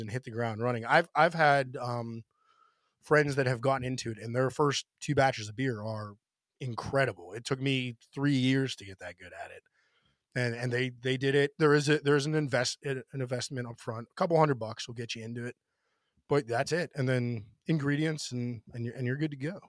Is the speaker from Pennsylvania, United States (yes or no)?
yes; Pennsylvania, United States; moved away as an adult; now in Washington, D.C., United States; before I moved away from Pennsylvania for a little bit